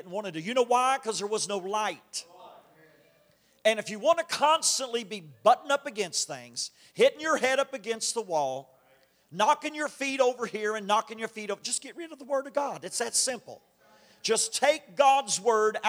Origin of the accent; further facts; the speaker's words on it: Kentucky, United States; I'm from Kentucky